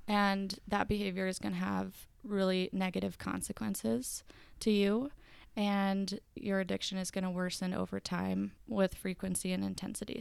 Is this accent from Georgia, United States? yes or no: yes; Marietta, Georgia, United States; now in Utah, United States; I'm from Marietta, Georgia, live in Utah